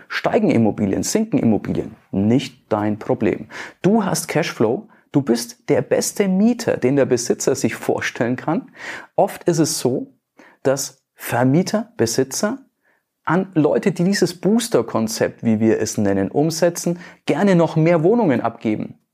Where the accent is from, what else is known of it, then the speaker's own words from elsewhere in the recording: Nuremberg, Bavaria, Germany; bei uns in Nürnberg, in Bayern